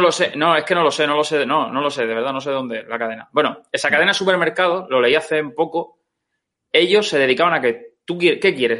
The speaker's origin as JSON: {"language": "Spanish", "town": "Orihuela", "region": "Valencian Community", "country": "Spain", "tie": "born or raised there", "said": "yo soy originario de Orihuela y el río hmm. pasa por el medio de la ciudad"}